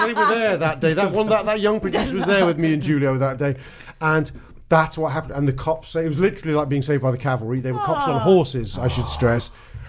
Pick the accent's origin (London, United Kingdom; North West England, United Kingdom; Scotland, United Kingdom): London, United Kingdom; I still was growing up in London then